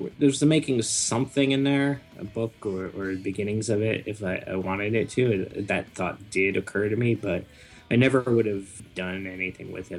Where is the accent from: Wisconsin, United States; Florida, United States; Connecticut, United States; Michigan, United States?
Connecticut, United States; now in Brooklyn, United States; Connecticut originally, and now I'm in Brooklyn, New York.